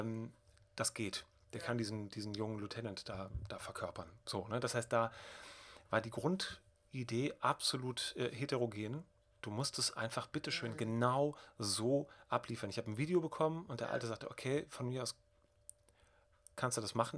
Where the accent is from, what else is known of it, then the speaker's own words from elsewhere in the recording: Bonn, North Rhine-Westphalia, Germany; Ich komme aus der Gegend, ich bin damit aufgewachsen